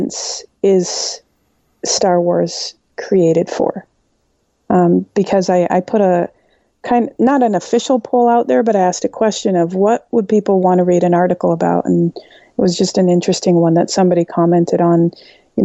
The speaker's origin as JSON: {"language": "English", "country": "Canada", "said": "I'm Canadian"}